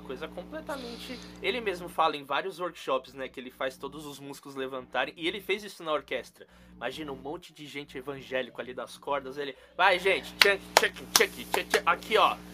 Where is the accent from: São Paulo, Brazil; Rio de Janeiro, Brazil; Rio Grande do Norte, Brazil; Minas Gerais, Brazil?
São Paulo, Brazil; queria ser de Salvador, mas não sou. Nasci aqui em São Paulo